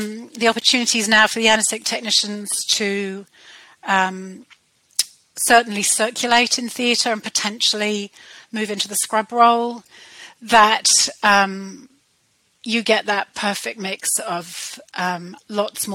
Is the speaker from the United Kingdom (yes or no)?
yes; United Kingdom; accent: British; moved away as an adult; now in New Zealand; You can tell by my British accent that I trained in the UK